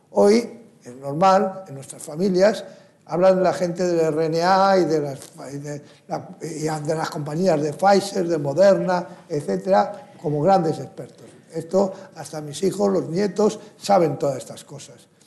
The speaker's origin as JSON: {"language": "Spanish", "country": "United States", "said": "Hemos visto en Estados Unidos, donde yo provengo y además soy ciudadano americano también"}